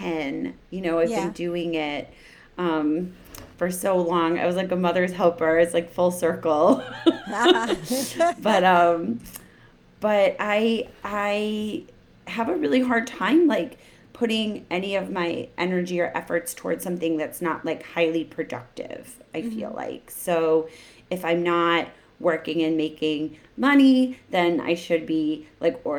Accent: Chicago, Illinois, United States; moved away; also born or lived in New York; My hometown.

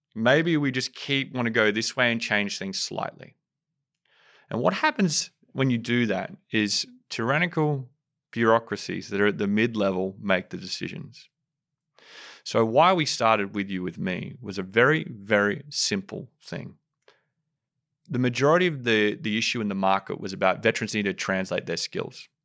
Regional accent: Sydney, New South Wales, Australia; I'm from Western Sydney.

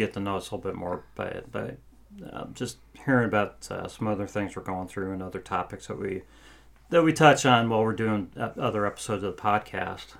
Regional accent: Cleveland, Ohio, United States; also born or lived in Columbus, Ohio; now in Dayton, United States; I was born in Cleveland, lived in Ohio my whole life

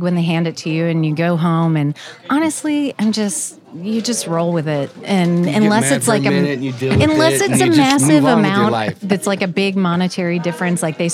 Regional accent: Overland Park, Kansas, United States; I grew up in Overland Park

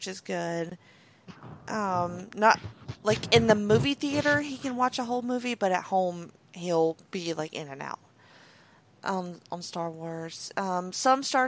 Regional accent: Alabama, United States; I'm from Alabama

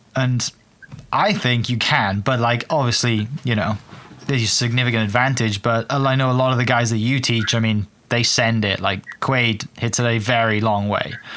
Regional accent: Wales, United Kingdom; moved away; some of the golf courses I grew up playing back in Wales

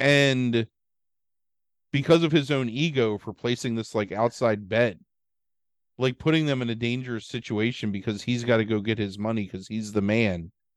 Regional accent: Baltimore, Maryland, United States; we grew up in Baltimore

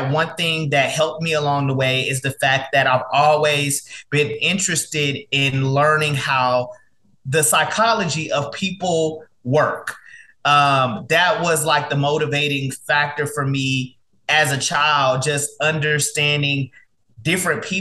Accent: Dallas, Texas, United States; also born or lived in Mobile, Alabama; Yes, I was born in Mobile, Alabama. Um, I was raised um, in Dallas, Texas.

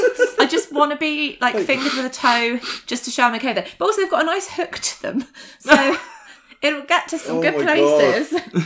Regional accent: Stevenage, East of England, United Kingdom; I'm from Stevenage. I'm from the place.

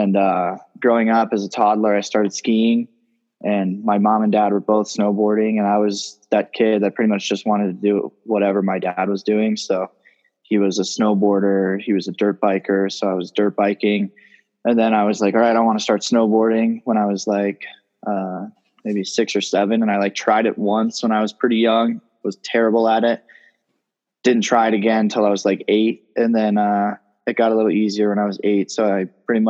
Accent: Telluride, Colorado, United States; I'm 20 years old and I'm from Telluride, Colorado

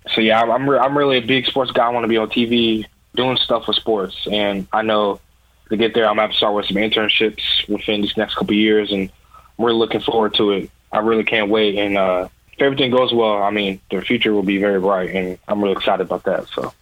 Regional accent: Louisville, Kentucky, United States; I'm from Louisville, Kentucky. I graduated from Ballard High School. Um, I lived in Louisville all my life.

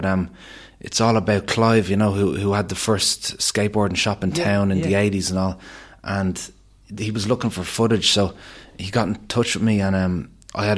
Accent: Killiney, County Dublin, Ireland; I grew up in Ballincollig Heights there in Cliney.

